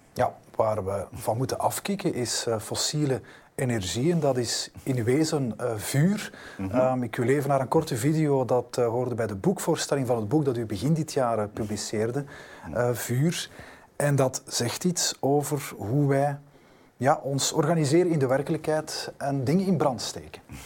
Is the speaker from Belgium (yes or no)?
yes; Flanders, Belgium; bij ons in Vlaanderen